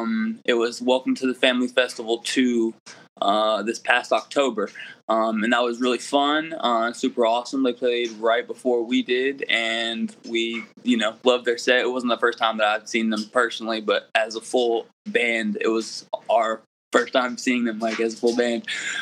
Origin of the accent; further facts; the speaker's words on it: Columbia, South Carolina, United States; We're from Columbia, South Carolina, but, you know, South Carolina, North Carolina, the Carolinas